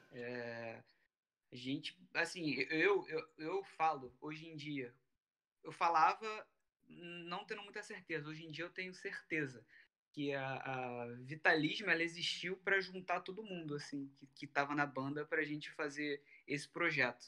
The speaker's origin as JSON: {"language": "Portuguese", "region": "Rio de Janeiro", "country": "Brazil", "said": "eu, o … e o …, a gente é do Rio."}